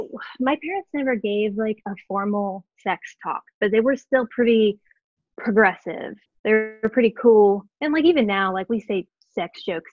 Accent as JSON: {"language": "English", "region": "Southwest Ohio", "country": "United States", "tie": "born or raised there", "said": "Southwest Ohio, born and raised, still here. It's a black hole that I can't seem to get out of. I've been here my whole life. I've been in the town that I live in my whole life."}